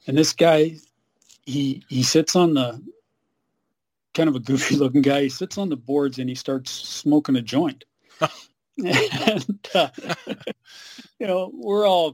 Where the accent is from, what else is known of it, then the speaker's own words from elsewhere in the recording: Surrey, British Columbia, Canada; also born or lived in Burnaby, British Columbia; I'm really grew up in Surrey